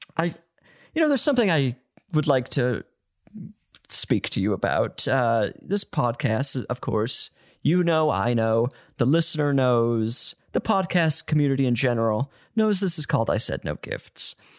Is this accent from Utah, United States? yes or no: yes; Utah, United States; moved away; I'm from Utah